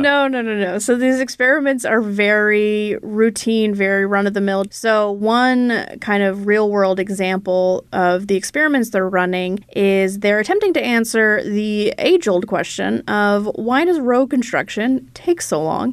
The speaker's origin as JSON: {"language": "English", "region": "Idaho", "country": "United States", "tie": "born or raised there", "moved": "yes", "lives_now": "Minnesota, United States", "said": "my home state of Idaho"}